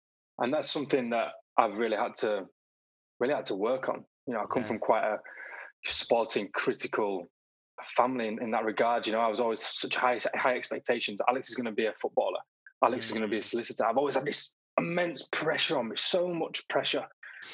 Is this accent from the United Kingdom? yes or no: yes; Bradford, Yorkshire and the Humber, United Kingdom; also born or lived in Leeds / Hertfordshire; I was brought up in a place called Bradford. Not many people have heard of Bradford. Bradford near Leeds. And then when I was 16, moved over to Leeds